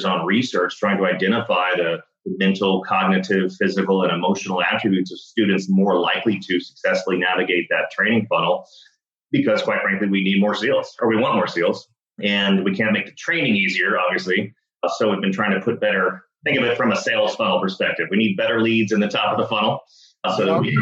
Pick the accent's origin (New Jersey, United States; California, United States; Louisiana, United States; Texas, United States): Texas, United States; Dallas; I grew up in Dallas, Texas